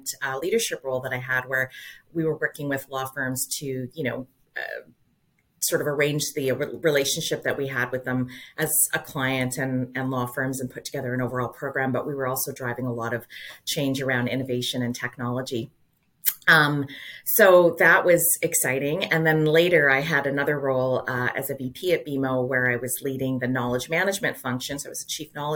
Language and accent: English; Calgary, Alberta, Canada; now in Toronto, Canada; I grew up in Calgary